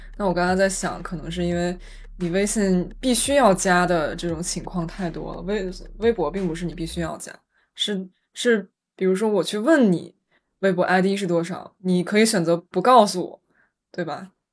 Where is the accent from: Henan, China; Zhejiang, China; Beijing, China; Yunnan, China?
Beijing, China; moved away; 我作为北京人